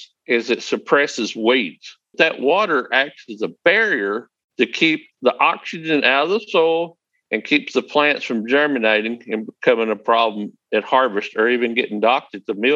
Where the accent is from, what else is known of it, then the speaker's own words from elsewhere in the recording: the Delta, northeast Arkansas, United States; I am from northeast Arkansas, and I'm from the Delta, where it's very flat